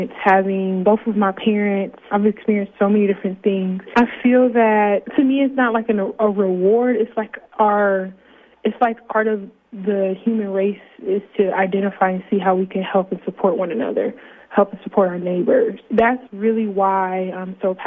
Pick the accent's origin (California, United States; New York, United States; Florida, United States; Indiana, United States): Indiana, United States; Fort Wayne; I'm from Fort Wayne, Indiana, born and raised on the south side of Fort Wayne